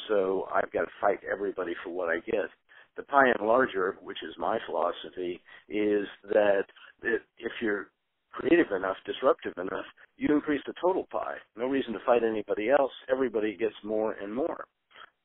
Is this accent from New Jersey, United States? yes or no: no; Spokane, Washington, United States; now in San Francisco Bay Area, United States; I was originally from Spokane, Washington